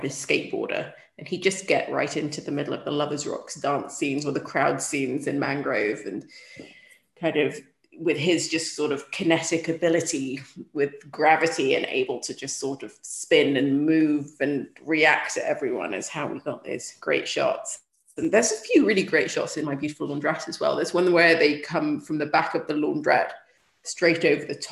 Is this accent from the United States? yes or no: no; Sudan; moved away; growing up in Sudan, like, life was confined to very few locations